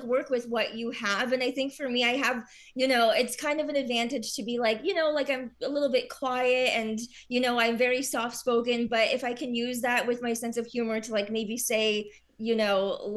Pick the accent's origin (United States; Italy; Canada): Canada; Kitchener, Ontario; moved away as an adult; now in Toronto, Canada; I'm from Kitchener. And so I know a lot of people around, like, the Kitchener, Waterloo, Cambridge area.